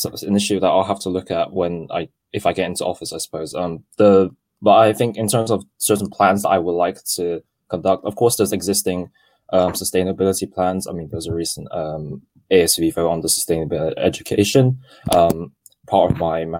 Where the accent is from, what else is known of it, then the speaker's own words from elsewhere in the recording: Hong Kong; moved away; I am part British, but I come from Hong Kong